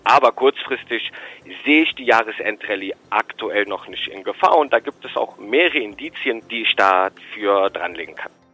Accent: Rhineland, Germany; für mich als Rheinländer

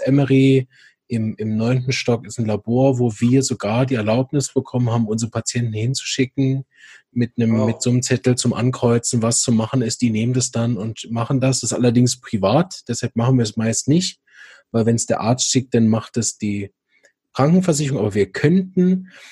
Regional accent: Berlin, Germany; moved away; für mich ist ja Berlin meine Heimat, da komme ich ja ursprünglich her.

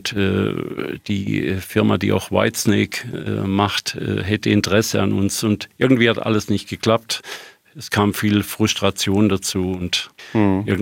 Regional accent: Germany; Die … ist gegründet worden als eine Schweizer Band. Ich war damals der einzige Deutsche dabei.

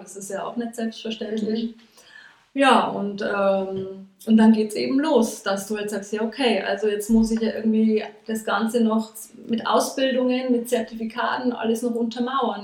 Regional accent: Regensburg, Bavaria, Germany; also born or lived in Nuremberg; hierher nach Regensburg, also in meine alte Heimat zurückgekommen

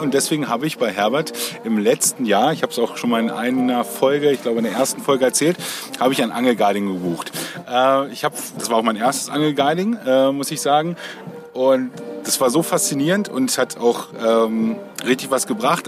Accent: the North, Northern Germany, Germany; bei uns, also wo ich herkomme im Norden

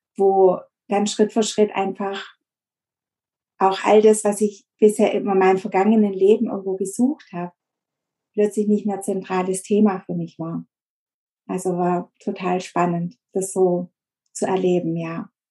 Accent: near Stuttgart, Baden-Württemberg, Germany; Ich komme aus der Nähe von Stuttgart. Das ist So ein kleines Kaff, wo ich wohne

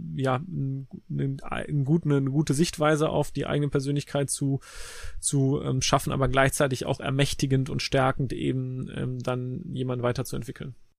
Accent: Cologne, North Rhine-Westphalia, Germany; also born or lived in Leverkusen; Also ich bin gebürtiger Kölner

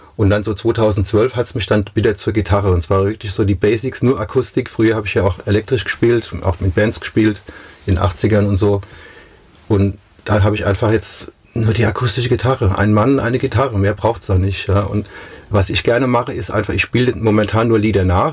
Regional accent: Mainz, Rhineland-Palatinate, Germany; Mainz ist Mainz. Das ist da, wo ich herkomme. Das ist meine Heimat.

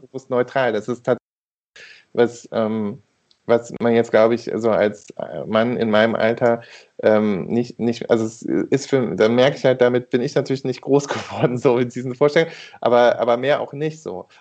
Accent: Rhineland, Germany; da bin ich Rheinländer

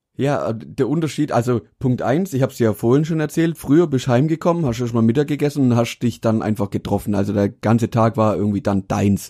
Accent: Mühlacker, Baden-Württemberg, Germany; also born or lived in Pforzheim; wo ich herkomme aus Mühlager

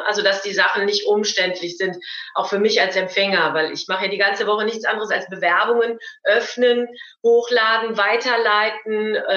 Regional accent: Cologne, North Rhine-Westphalia, Germany; ich bin aus dem Kölner Raum

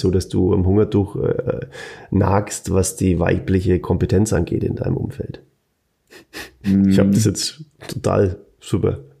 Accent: Bavaria, Germany; accent: Franconian; Freunde, ich kann nicht dauern, was das so neu eier mit meinem fränkischen Dialekt.

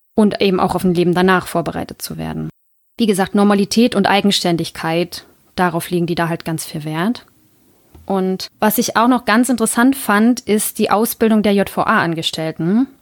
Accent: Germany; als Deutscher

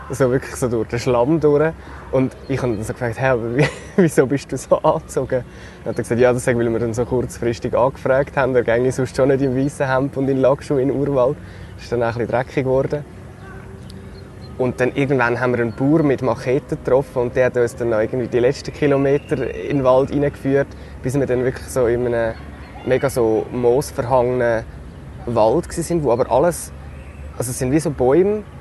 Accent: Switzerland; wieso gehe ich als Schweizer jetzt eine Reportage machen über den Urkaffee, aber ich glaube, es hat schon eine Berechtigung, weil wir in der Schweiz, wir sind ein riesiges Kaffeeland.

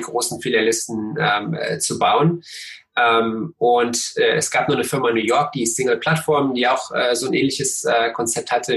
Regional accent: Cottbus, Brandenburg, Germany; ich bin in Cottbus aufgewachsen

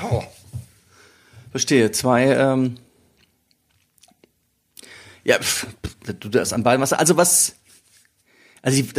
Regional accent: South Korea; Aus äh, Südkorea.

